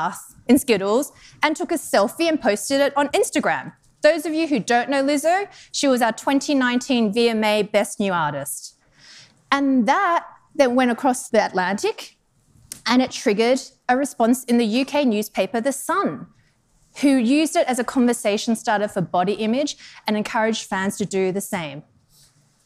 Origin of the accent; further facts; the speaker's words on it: Australia; moved away as an adult; also born or lived in Denmark / Netherlands / United Kingdom; now in Chicago, United States; I'm actually from Australia originally